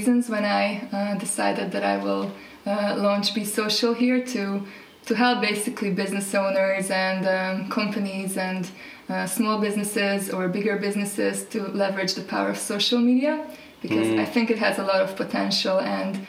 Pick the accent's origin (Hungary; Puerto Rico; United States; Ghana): Hungary; also born or lived in Paris, France; now in Nelson, New Zealand; I am originally from Hungary, but currently living in New Zealand, Nelson, on the South Island.